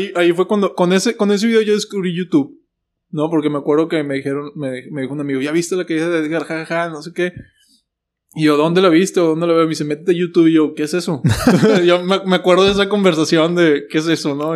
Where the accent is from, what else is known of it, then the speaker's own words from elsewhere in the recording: Mexico; also born or lived in United States; yo pues nací en el otro lado, soy americano